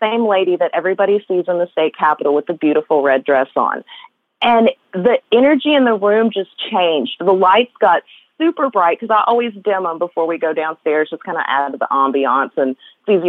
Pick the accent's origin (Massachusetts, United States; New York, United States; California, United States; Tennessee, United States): Tennessee, United States; West; The house that I grew up in West Tennessee was part of the Underground Railroad